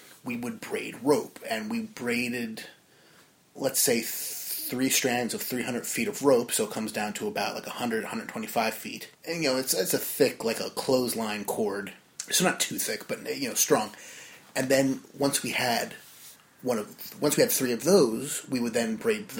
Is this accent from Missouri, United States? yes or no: no; New Jersey, United States; from Jersey